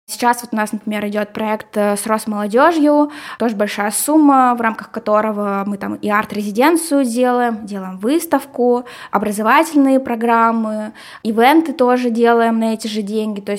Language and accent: Russian; Kirov, Kirov Oblast, Russia; now in Syktyvkar, Russia; Вот я здесь э, нахожусь, э, я вообще из Кирова сюда приехала